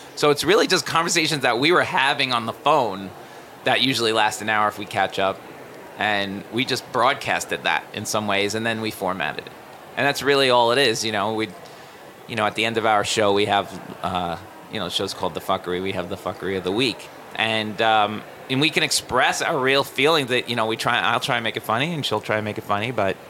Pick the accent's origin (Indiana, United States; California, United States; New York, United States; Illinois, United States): New York, United States; New York City; I'm a comedian from New York City.